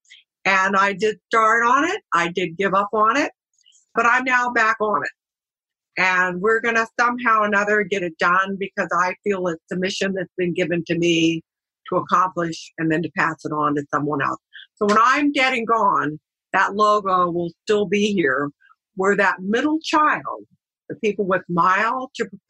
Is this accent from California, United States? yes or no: yes; San Diego, California, United States; also born or lived in Richmond, Virginia; So I moved back to San Diego, my hometown